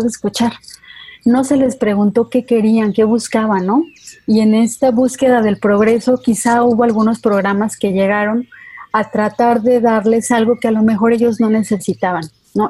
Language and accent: Spanish; Mexico; no somos los mismos mexicanos que alemanes